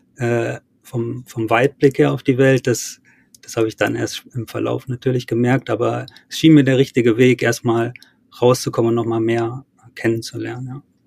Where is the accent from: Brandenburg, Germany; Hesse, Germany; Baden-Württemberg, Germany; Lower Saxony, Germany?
Lower Saxony, Germany; Wolfenbüttel; Wolfenbüttel, wo ich herkomme